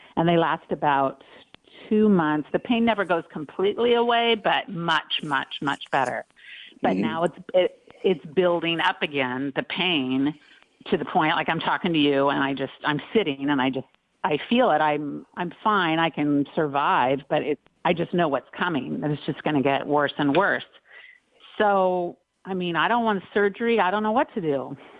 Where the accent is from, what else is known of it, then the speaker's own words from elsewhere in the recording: Long Beach, California, United States; I grew up in Long Beach with three oh, older wow. brothers and lots of sports